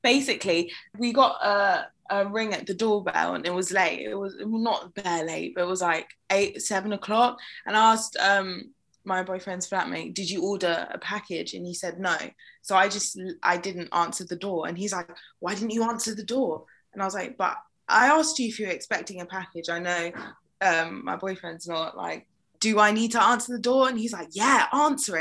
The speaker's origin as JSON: {"language": "English", "region": "London", "country": "United Kingdom", "said": "I am a Londoner and this is my city"}